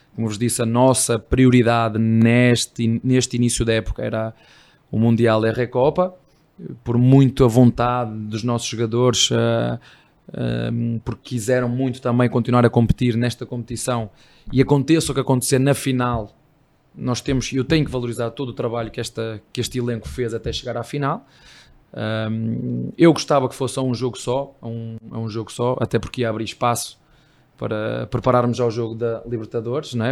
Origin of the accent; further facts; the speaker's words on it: Portugal; moved away as an adult; now in Brazil; Eu não sou brasileiro, sou português